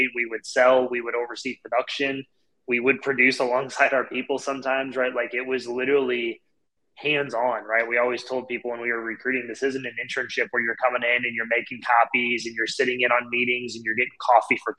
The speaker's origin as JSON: {"language": "English", "town": "St. Louis", "region": "Missouri", "country": "United States", "tie": "born or raised there", "said": "I'm born and raised here in St. Louis."}